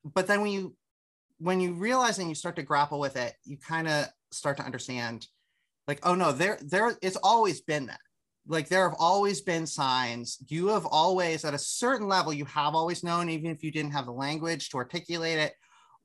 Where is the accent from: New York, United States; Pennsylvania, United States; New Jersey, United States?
Pennsylvania, United States; Harrisburg; I grew up in Susquehanna Township, which is the immediate municipality around it